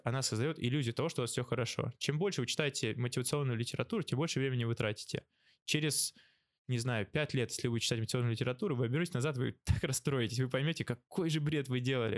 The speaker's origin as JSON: {"language": "Russian", "town": "Novosibirsk", "region": "Novosibirsk Oblast", "country": "Russia", "moved": "yes", "lives_now": "Australia", "said": "я сам из Новосибирска"}